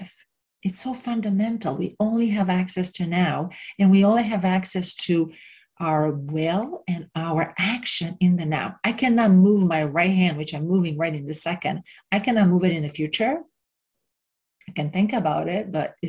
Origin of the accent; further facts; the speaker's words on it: Romania; moved away; where I grew up in Romania